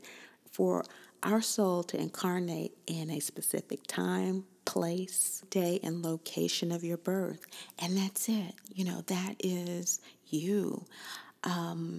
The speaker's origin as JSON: {"language": "English", "region": "Kansas", "country": "United States", "said": "I'm from Kansas"}